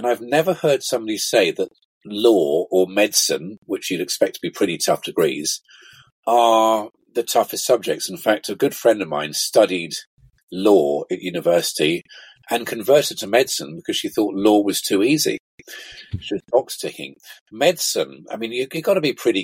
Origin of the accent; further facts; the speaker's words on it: Vale of Evesham, West Midlands, United Kingdom; also born or lived in Worcester; Growing up in the Vale of Evesham